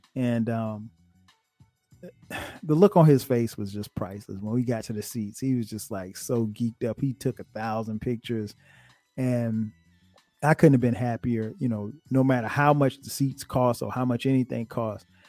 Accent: Florence, South Carolina, United States; moved away as an adult; now in Atlanta, United States; we grew up together in Florence.

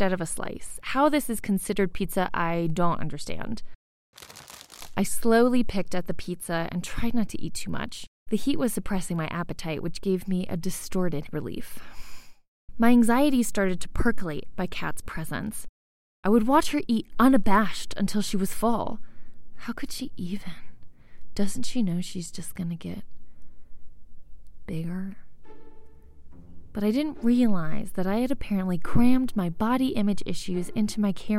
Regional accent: United States; moved away as an adult; now in Mexico; Once I left my homeland, one that's hostile to women's bodies

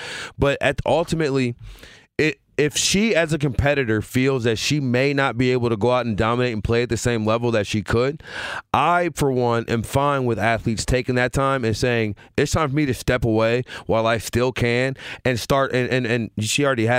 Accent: Louisiana, United States; I just didn't grow up. I grew up in Louisiana. All we watched was football.

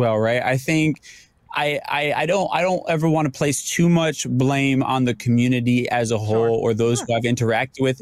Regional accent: New York, United States; I'm a New Yorker

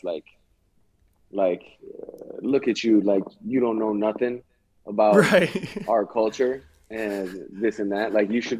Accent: Hawaii, United States; moved away as an adult; also born or lived in California; growing up in Hawaii, it's like, oh, I'm 1/32nd Irish, 1/16th German

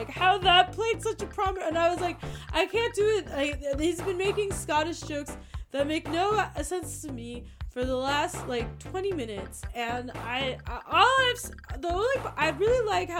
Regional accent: California, United States; I grew up in the Bay Area in the 90s

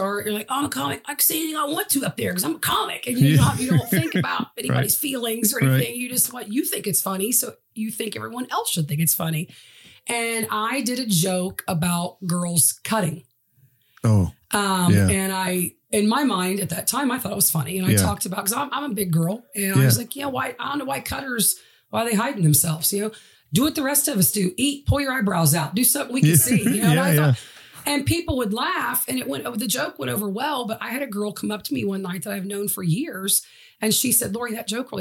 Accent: Chillicothe, Ohio, United States; I'm from Chillicothe, Ohio

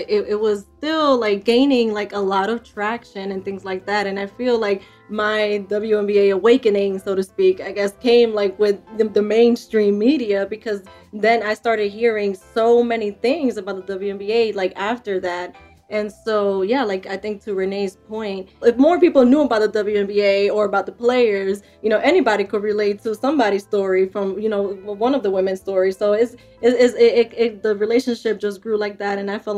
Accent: New York, United States; I was mostly into baseball because I grew up in New York and my family's Dominican. So we're big into baseball.

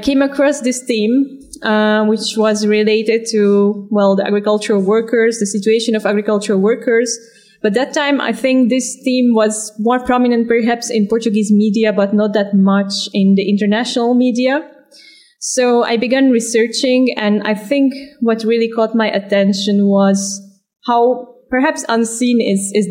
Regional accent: Slovakia; now in Ostend, Belgium; I'm originally from Slovakia, but I feel at home on the move.

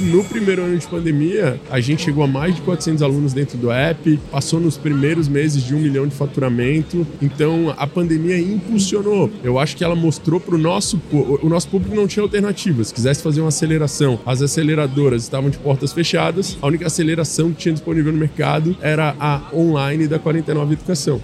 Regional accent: Florianópolis, Santa Catarina, Brazil; sou natural de Floripa

